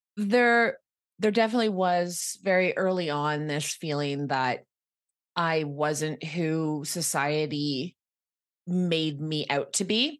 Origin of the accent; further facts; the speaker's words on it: Quebec, Canada; moved away as an adult; also born or lived in Ottawa, Ontario; now in Toronto, Canada; this lovely little town called Elmore, Quebec is where I'm from.